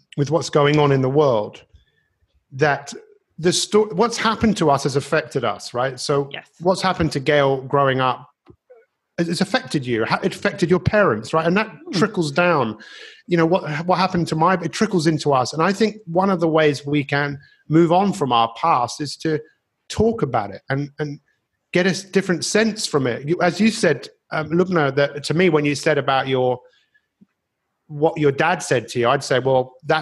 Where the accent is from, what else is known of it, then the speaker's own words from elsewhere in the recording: London, United Kingdom; growing up in Northwest London